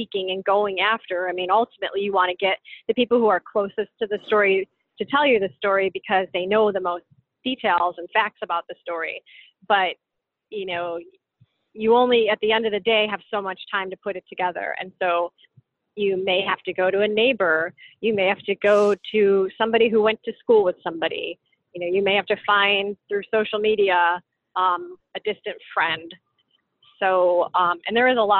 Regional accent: Chicago, Illinois, United States; I grew up in Chicago

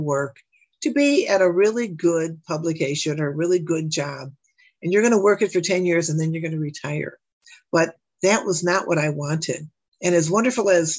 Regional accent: Chicago, Illinois, United States; accent: South Side; also born or lived in LaSalle, Illinois; I was raised on the Southwest Side, what is now called, it's the Oak Lawn and Burbank area

